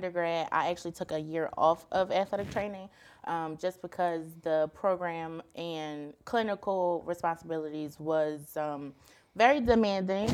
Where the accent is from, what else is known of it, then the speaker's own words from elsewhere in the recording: Philadelphia, Pennsylvania, United States; I'm from Philadelphia